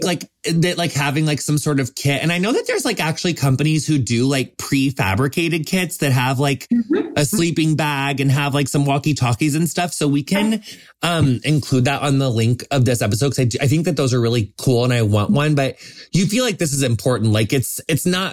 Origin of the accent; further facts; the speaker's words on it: Tornado Alley, United States; moved away; I grew up in Tornado Alley